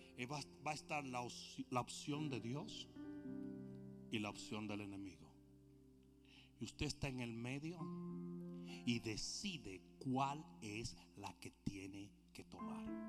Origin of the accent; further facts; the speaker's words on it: Dominican Republic; nosotros dominicanos vamos 0 to 60